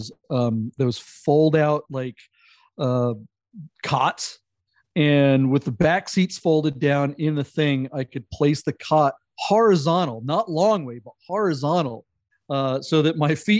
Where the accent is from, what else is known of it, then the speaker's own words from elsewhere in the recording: the Northwest, Pacific Northwest, United States; I grew up in the Northwest